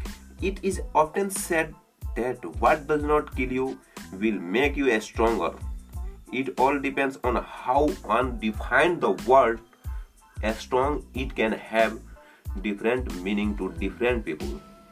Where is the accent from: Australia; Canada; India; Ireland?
India; I am from India.